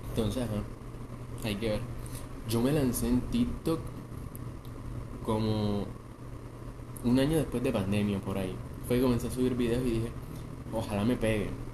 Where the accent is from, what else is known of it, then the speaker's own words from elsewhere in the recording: Montería, Córdoba, Colombia; De Montería, digan Montería, Colombia